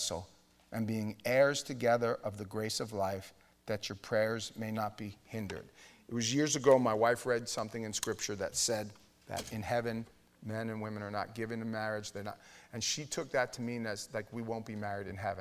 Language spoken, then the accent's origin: English; New York, United States; We're from New York